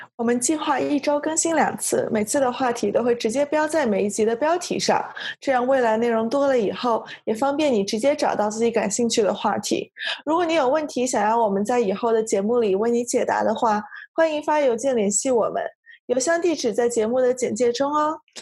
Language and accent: Chinese; Guangzhou, Guangdong, China; now in Ithaca, United States; 我来自广州，是一个不会说广东话的广州人